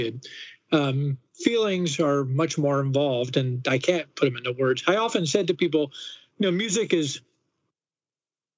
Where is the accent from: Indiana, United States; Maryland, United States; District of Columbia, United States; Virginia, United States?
District of Columbia, United States; Washington; I never grew up anywhere else.